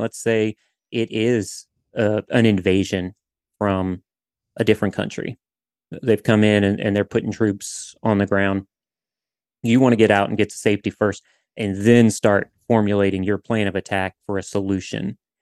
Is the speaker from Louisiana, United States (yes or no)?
yes; southern Louisiana, United States; I'm from Louisiana, from southern Louisiana